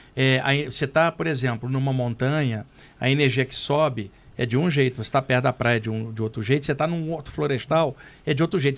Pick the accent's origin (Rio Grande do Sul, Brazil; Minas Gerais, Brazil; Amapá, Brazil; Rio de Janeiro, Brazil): Rio de Janeiro, Brazil; now in São Paulo, Brazil; Lá no Rio, onde eu cresci, eu ia muito ao Jardim Botânico